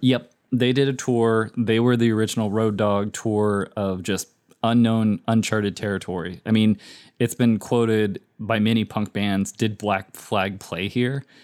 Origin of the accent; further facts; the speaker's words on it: United States; we're American